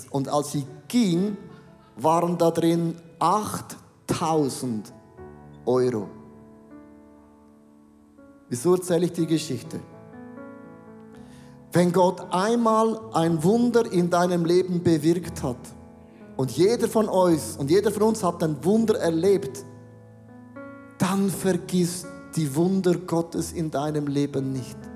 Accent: Switzerland; Ich bin ein Schweizer und das macht man nicht. Das macht man nicht. Bei uns heißt, stehlen ist nicht erwünscht. In Deutschland heißt, stehlen ist verboten, bei uns ist das nicht erwünscht.

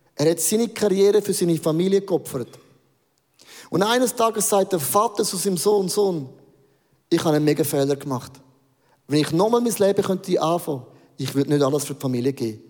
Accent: Werdenberg, St. Gallen, Switzerland; Werdenberger See, äh, einen romantischen Ort ausgesucht, den ich kenne von meiner Heimat

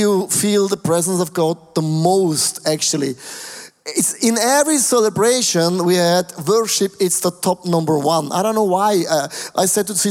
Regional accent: Switzerland; we have only 8 million Swiss people

